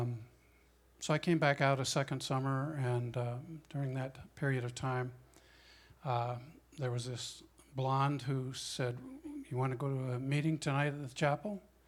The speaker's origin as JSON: {"language": "English", "town": "Denver", "region": "Colorado", "country": "United States", "tie": "born or raised there", "also_born_or_lived": "California", "moved": "as an adult", "said": "I grew up in Denver, Colorado"}